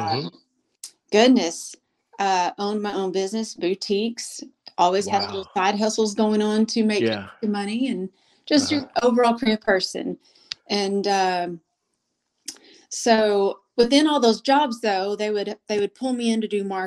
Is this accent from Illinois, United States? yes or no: no; Golden, Oklahoma, United States; accent: country twang; now in Oklahoma City, United States; I'm from the very small community called Golden.